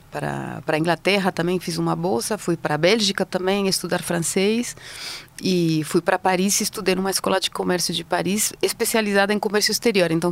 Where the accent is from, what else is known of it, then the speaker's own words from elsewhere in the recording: Madrid, Community of Madrid, Spain; Portuguese is a second language; also born or lived in Basque Country; Bom, eu sou espanhola, tenho 52 anos, nasci no norte da Espanha, no País Basco, numa cidadezinha minúscula que se chama Goibar. E fui para Madrid logo depois com os meus pais e cresci em Madrid, em volta de Madrid, na verdade, perto de Madrid.